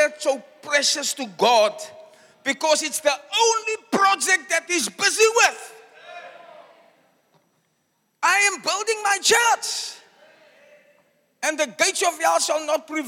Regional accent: South Africa; I was born in Eitzig, also known as Smokkelsig.

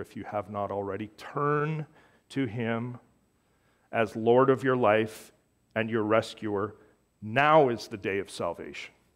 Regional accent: Canada; I am a Canadian Gentile of Scottish Irish descent

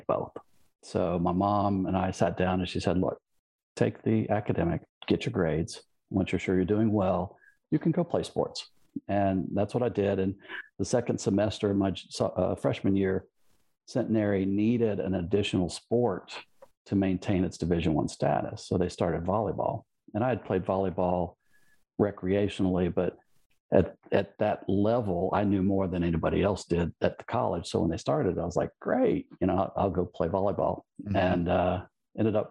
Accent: Baton Rouge, Louisiana, United States; now in Houston, United States; I grew up in Louisiana, born in Louisville, Kentucky.

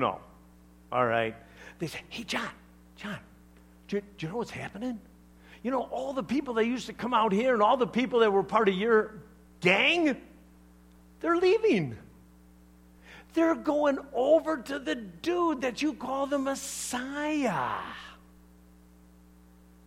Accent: Chicago, Illinois, United States; I'm from Chicago, all right? We talk differently.

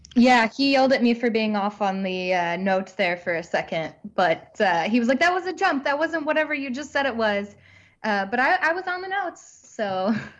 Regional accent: near Hundred Acre Wood, Missouri, United States; moved away; really near my hometown

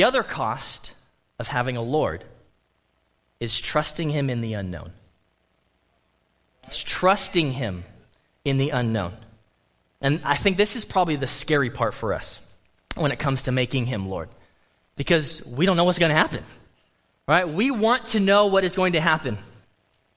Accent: United States; as an American

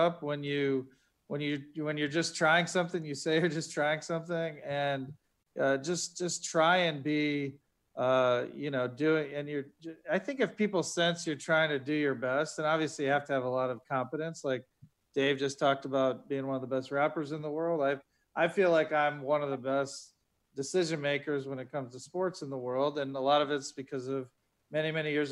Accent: Ohio, United States; also born or lived in Boston; now in Philadelphia, United States; I grew up in Ohio

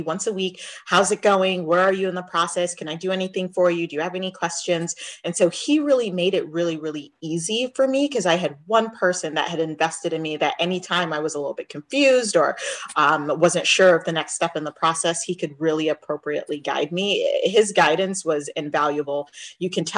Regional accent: Jamaica; moved away; even though I'm Jamaican, I grew up on an island

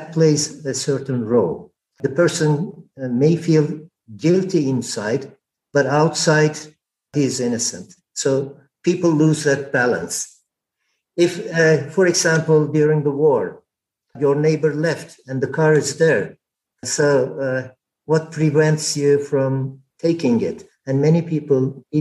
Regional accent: Turkey; moved away; I am Turkish.

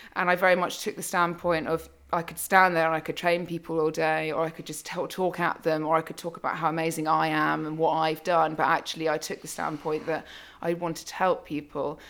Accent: United Kingdom; also born or lived in London; I'm born, bred British, um, and have lived in London for many years

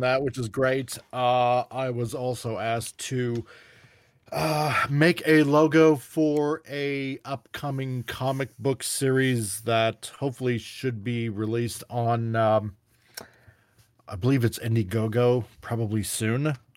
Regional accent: Canada; I'm Canadian

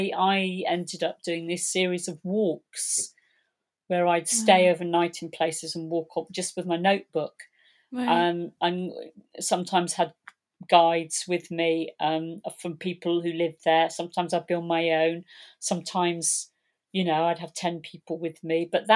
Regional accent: Polperro, South West England, United Kingdom; I was born in Polperro.

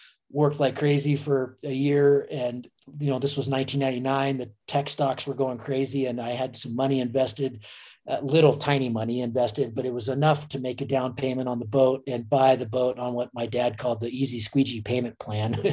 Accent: United States; I grew up in Lake Tahoe

